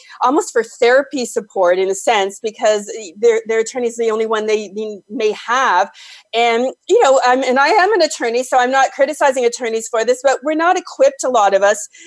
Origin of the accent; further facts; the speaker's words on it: Toronto, Ontario, Canada; I am, born and raised, and I love it here except in the winter.